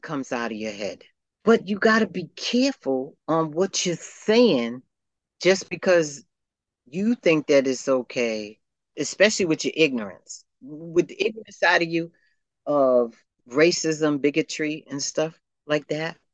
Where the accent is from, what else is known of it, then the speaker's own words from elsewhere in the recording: Boston, Massachusetts, United States; I grew up in the South End of Boston